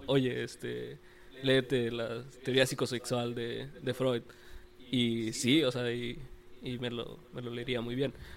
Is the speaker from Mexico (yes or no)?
yes; Mexico; como mexicanos